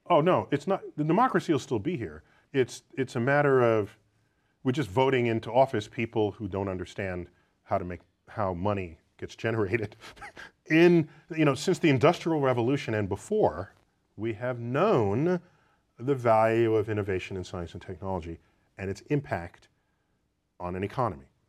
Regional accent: United States; as an American

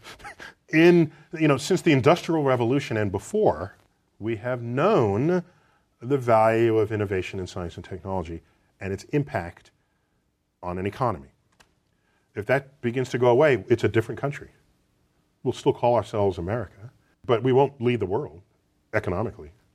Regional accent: United States; as an American

